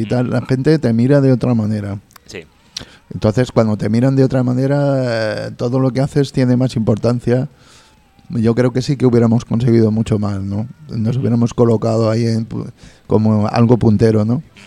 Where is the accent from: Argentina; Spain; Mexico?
Spain; nuestra obligación como españoles